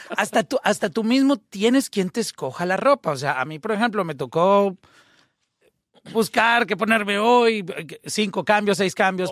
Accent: Colombia; yo fui de Colombia en, en esa época

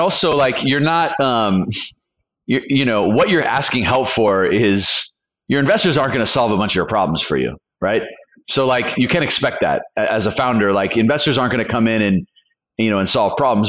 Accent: California, United States; moved away as an adult; also born or lived in Colombia; I'm from California.

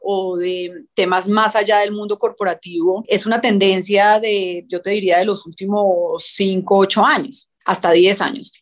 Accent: Colombia; nosotros como colombianos

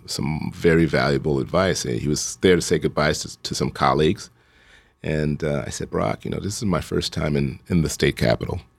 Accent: Chicago, Illinois, United States; I grew up in Hyde Park, so I just ran, uh, from where I lived

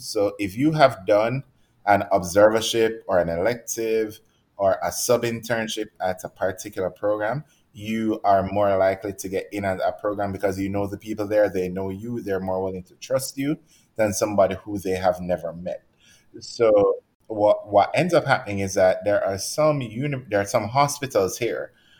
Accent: Jamaica; they're a lot more likely to give someone from America who is not nearly as good a lot of the times as we are coming from Jamaica

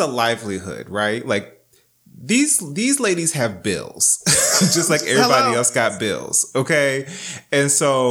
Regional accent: North Carolina, United States; I'm from North Carolina

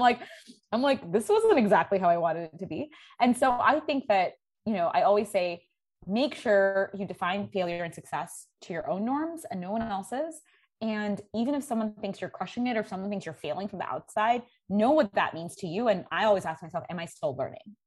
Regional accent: New York City, New York, United States; also born or lived in India; I grew up in New York City

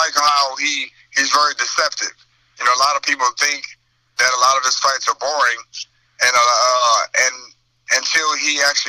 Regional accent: East St. Louis, Illinois, United States; I'm from across the bridge. I'm from East St. Louis

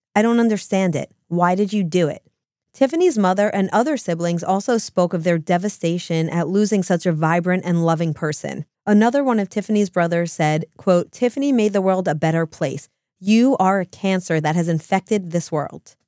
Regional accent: New Jersey, United States; we're from New Jersey

